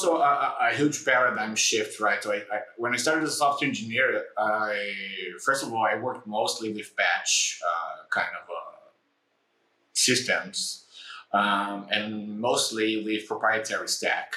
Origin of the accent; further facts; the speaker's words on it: Brazil; moved away as an adult; also born or lived in Tel Aviv, Israel; I come from Brazil